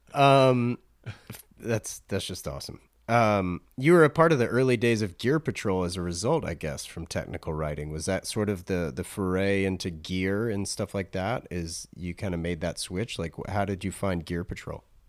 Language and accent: English; North Carolina, United States; I grew up in North Carolina